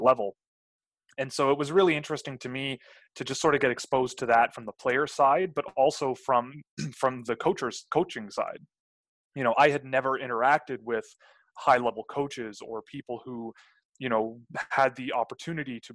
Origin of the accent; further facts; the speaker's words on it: Toronto, Ontario, Canada; I grew up in Toronto